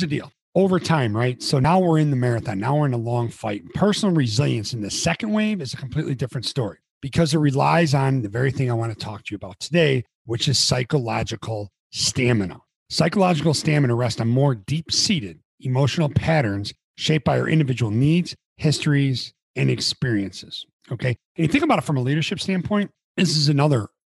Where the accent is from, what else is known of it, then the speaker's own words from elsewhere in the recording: near Palatine, Illinois, United States; Harper College, junior college right around my hometown. It was in Palatine, Illinois.